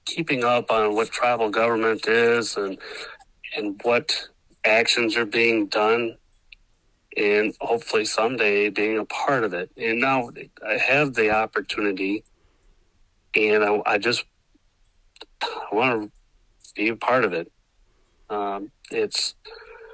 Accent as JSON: {"language": "English", "town": "Milton", "region": "Wisconsin", "country": "United States", "tie": "born or raised there", "also_born_or_lived": "La Crosse, Wisconsin / Rice Lake, Wisconsin", "said": "I was born in La Crosse and was adopted at birth, and I grew up in a little town called Milton, Wisconsin, just outside of Janesville."}